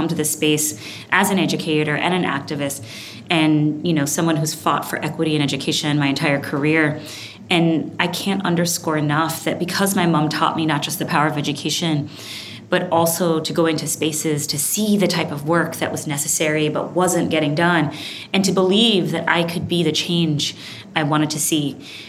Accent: Brooklyn, New York, United States; also born or lived in Kingston, Jamaica; started when I was a girl growing up in Brooklyn, New York, but also Kingston, Jamaica.

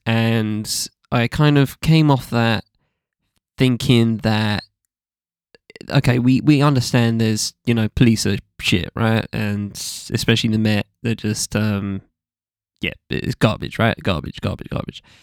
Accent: England, United Kingdom; as an English person

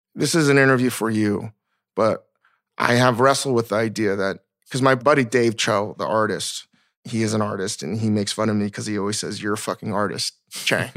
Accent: Virginia, United States; As a Korean American growing up in Virginia

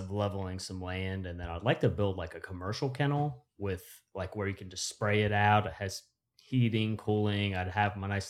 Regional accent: West Virginia, United States; We can say do good because we're from West Virginia.

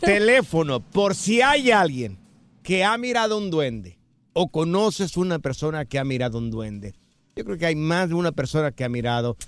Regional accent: Jalisco, Mexico; yo soy del estado de Jalisco, soy de un ranchito que se llama Miraplanes

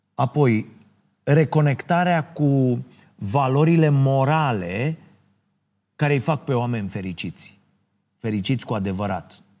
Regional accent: Ploiești, Prahova, Romania; orașul meu natal, în Ploiești.

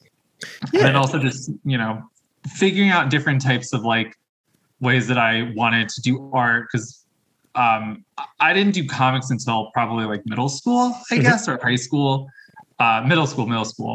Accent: Long Branch, New Jersey, United States; also born or lived in Tinton Falls, New Jersey; now in Philadelphia, United States; I grew up in New Jersey. So for the first half of my childhood, I grew up in Long Branch, New Jersey, Monmouth County, very much by the shore

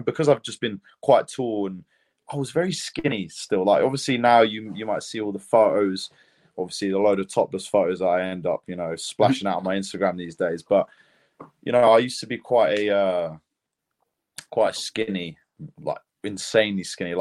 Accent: United Kingdom; accent: British; also born or lived in Lithuania; I was born in Lithuania. Actually, that's why I represent both, you know, Lithuania and Great Britain. But we moved here when I was 3 years old. So yeah, that's why, you know, I stand by born in Lithuania but bred in Britain

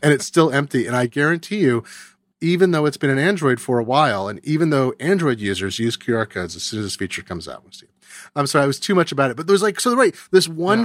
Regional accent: California, United States; I grew up in California.

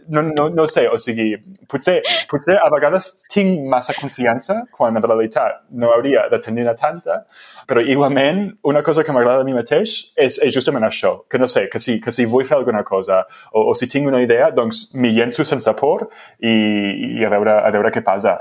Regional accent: United States; first language English; Catalan is a second language; moved away; jo sóc dels Estats Units i, i se'm nota molt fàcilment i molt, molt òbviament amb el meu accent que la meva llengua materna és l'anglès.

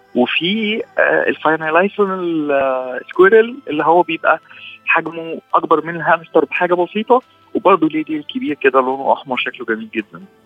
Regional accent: Egypt; عندنا في مصر هنا

